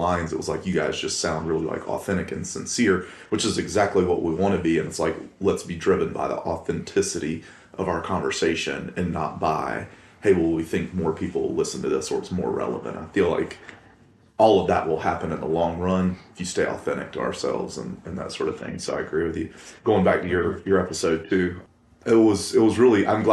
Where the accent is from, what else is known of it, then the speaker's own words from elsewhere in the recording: Columbus, Georgia, United States; born and raised in Columbus, Georgia